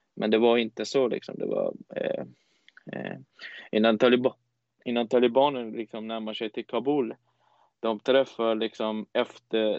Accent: Iran; Swedish is a second language; also born or lived in Herat, Afghanistan (family origin); now in Sweden; jag är född i Iran. Jag är uppväxt i Iran.

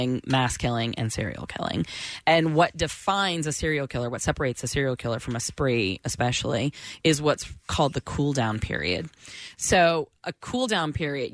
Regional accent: Florida, United States; I grew up in Florida

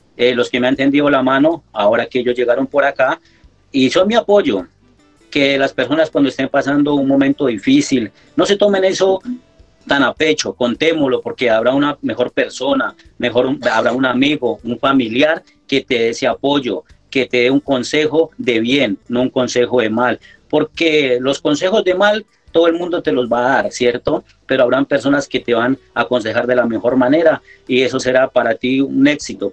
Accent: Balboa, Cauca, Colombia; moved away as an adult; also born or lived in Italy; now in Paris, France; yo extraño mi tierra, ese balcón del Patía que es Balboa Cauca, es un pedacito de tierra que, que lo llevo en el corazón

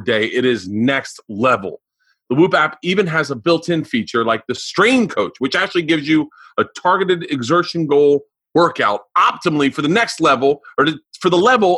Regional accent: Florida, United States; we grew up in Florida

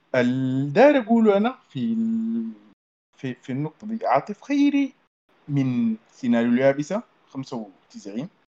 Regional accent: Sudan; عندنا في السودان

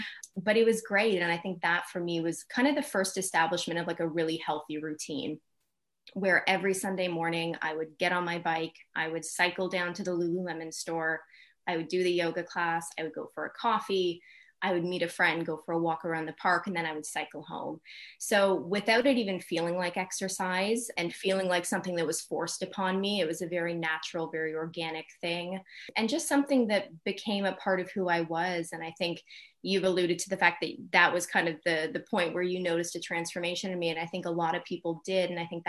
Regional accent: Canada; now in London, United Kingdom; as a Canadian in London, I feel like I had a lot of like ownership.

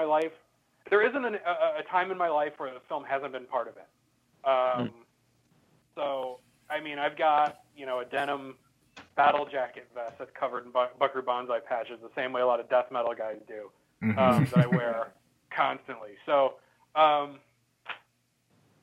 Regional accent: Midwest, United States; now in West Coast, United States; we're all from the Midwest, but I live out on the West Coast

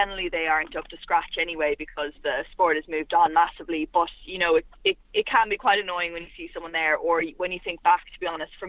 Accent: County Meath, Ireland; I'm from Meath originally

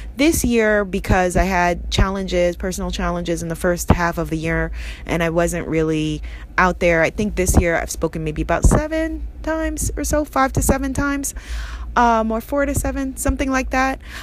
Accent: New York City, New York, United States; I grew up in Queens, New York

